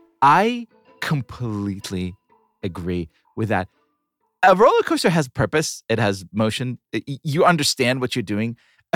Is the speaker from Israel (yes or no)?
yes; Israel; growing up in Israel in the 80s